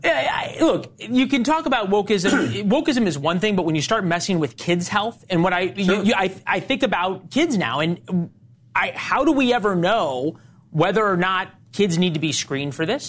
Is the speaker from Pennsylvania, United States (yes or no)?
no; Missouri, United States; I'm also from Missouri